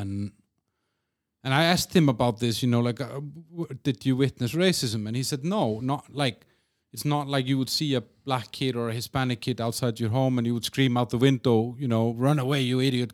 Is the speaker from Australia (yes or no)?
no; Iceland; moved away as an adult; now in Czech Republic; I moved away from Iceland almost twenty years ago